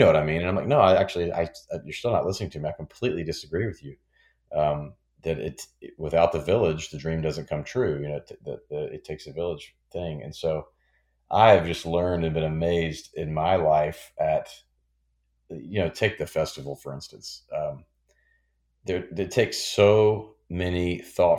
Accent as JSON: {"language": "English", "town": "Memphis", "region": "Tennessee", "country": "United States", "tie": "born or raised there", "said": "Memphis, which is my hometown"}